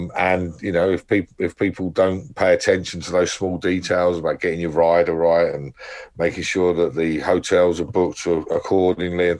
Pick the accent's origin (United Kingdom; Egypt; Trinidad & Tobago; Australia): United Kingdom; it's always been quite easy for me being from here